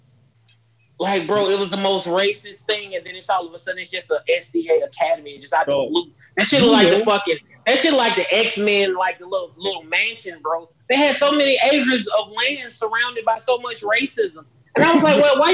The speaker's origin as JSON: {"language": "English", "town": "Birmingham", "region": "Alabama", "country": "United States", "also_born_or_lived": "Livingston, Alabama", "moved": "as an adult", "lives_now": "Atlanta, United States", "said": "I tell everybody I'm from Birmingham, but it's just like, are you going back? And I'll be like, no, it's in Atlanta."}